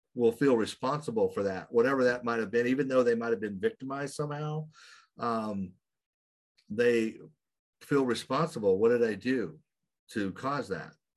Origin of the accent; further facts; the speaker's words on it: Oklahoma, United States; I grew up in a very small town in Oklahoma, which is way over here in the United States